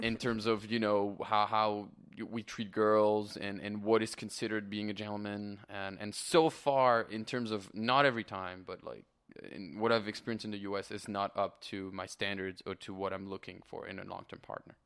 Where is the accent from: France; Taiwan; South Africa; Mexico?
France; moved away as an adult; also born or lived in Canada; now in Los Angeles, United States; I am born and raised in France.